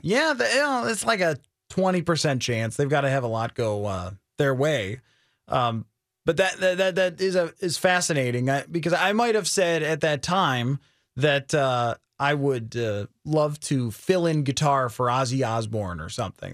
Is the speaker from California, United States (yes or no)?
no; New York, United States; moved away; I grew up back in New York in a town that looks like Wisconsin